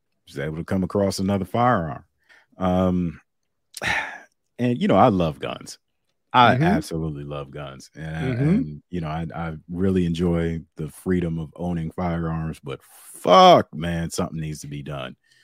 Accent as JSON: {"language": "English", "town": "Youngstown", "region": "Ohio", "country": "United States", "said": "we're from Youngstown"}